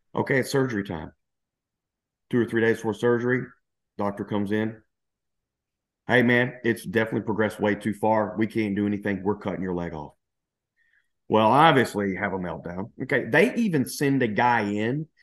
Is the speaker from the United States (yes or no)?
yes; Louisiana, United States; moved away as an adult; also born or lived in Dallas / Spain; now in New Zealand; I'm originally from Louisiana, so I consider myself kind of like, you know, the redneck kind of refined Southern gentleman kind of guy